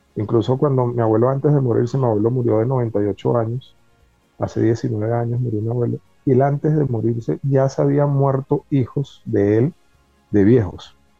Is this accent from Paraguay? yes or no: no; Caracas, Capital District, Venezuela; moved away as an adult; also born or lived in Bogotá, Colombia; now in Colombia; mi infancia estuvo en, siempre en Caracas